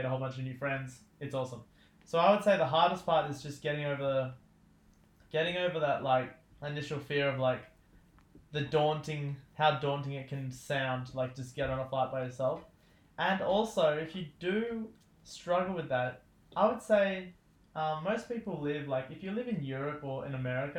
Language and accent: English; Newcastle, New South Wales, Australia; I grew up here in Newcastle, Australia